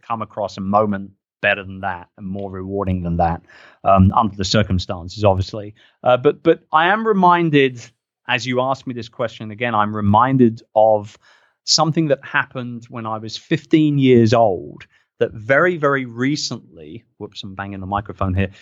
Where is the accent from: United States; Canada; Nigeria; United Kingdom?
United Kingdom; I'm a Brit